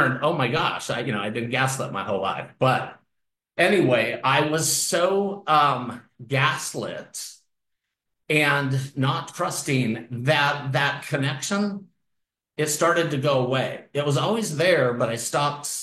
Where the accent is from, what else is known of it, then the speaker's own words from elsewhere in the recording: Salt Lake City, Utah, United States; moved away; also born or lived in Santa Barbara, California; I grew up in Salt Lake City